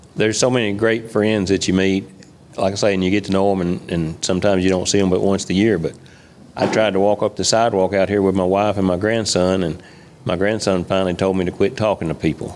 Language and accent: English; Moscow, Kentucky, United States; also born or lived in Clinton, Kentucky; actually born in right around Moscow, Kentucky, which is about 20 miles north of here. Born and raised on a farm